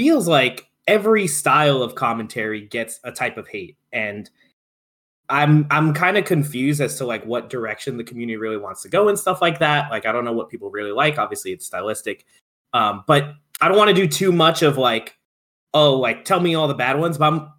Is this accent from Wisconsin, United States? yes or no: no; New York City, New York, United States; New Yorkers are very self-patting on the back about how cool we are.